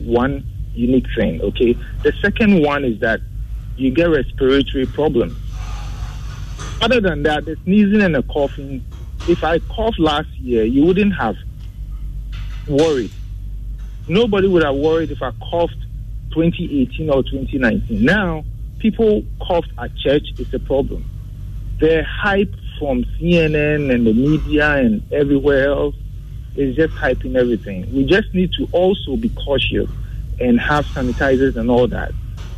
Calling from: Tesano, Greater Accra, Ghana; I'm calling from Tesano.

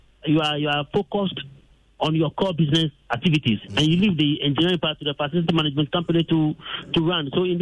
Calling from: Dodowa, Ghana; I'm calling from Dodua.

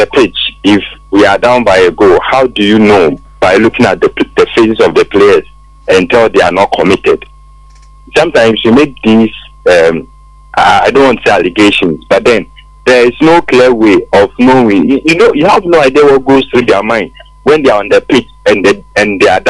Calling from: Accra, Greater Accra, Ghana; I'm calling from Accra

